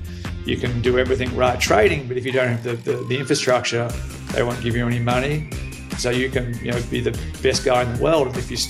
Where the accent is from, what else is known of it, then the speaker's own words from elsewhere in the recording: Australia; moved away; I'm Australian, but I've been away from Australia for 26 years now, so my accent is not what it once was. I grew up in country Australia, so my accent was once much, much, much thicker than what it is now